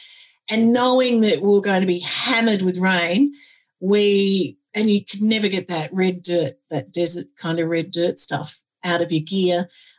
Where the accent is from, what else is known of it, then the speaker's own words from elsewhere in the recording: Adelaide, South Australia, Australia; And my husband is often asked whether he's English. So, no, I'm from Adelaide.